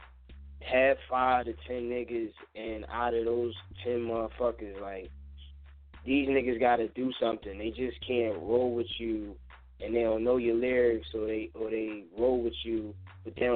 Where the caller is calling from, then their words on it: Philadelphia, Pennsylvania, United States; I'm calling from Philly or whatever. I moved out of South Philly, so now I'm up Upper Darby